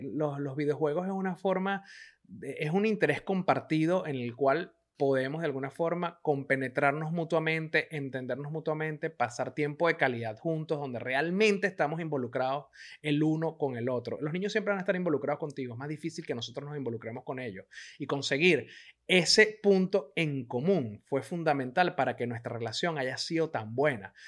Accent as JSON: {"language": "Spanish", "country": "Venezuela", "moved": "as an adult", "said": "Yo tuve que salir escapando de Venezuela"}